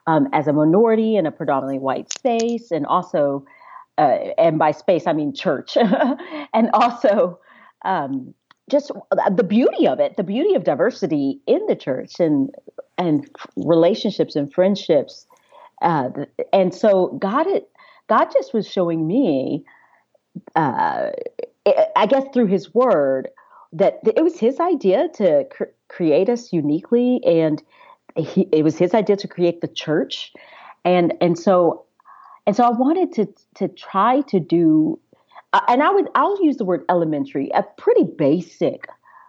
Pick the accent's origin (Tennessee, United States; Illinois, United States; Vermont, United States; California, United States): Tennessee, United States; Knoxville; moved away as an adult; now in Nashville, United States; I live right outside of Nashville, and I am from Knoxville